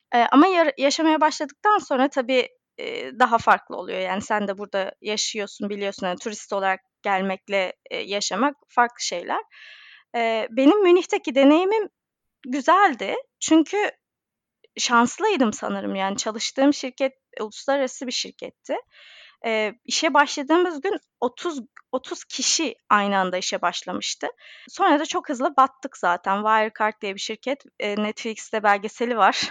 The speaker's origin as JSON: {"language": "Turkish", "region": "Eskişehir", "country": "Turkey", "tie": "born or raised there", "also_born_or_lived": "Istanbul / Munich", "moved": "as an adult", "lives_now": "London, United Kingdom", "said": "Ben e, Eskişehir'de doğdum, büyüdüm, yaşadım"}